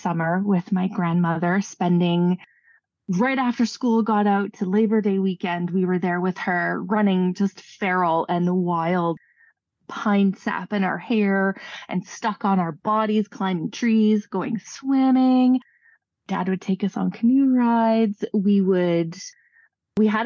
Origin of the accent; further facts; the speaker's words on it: Canada; As a Canadian and as a Northerner especially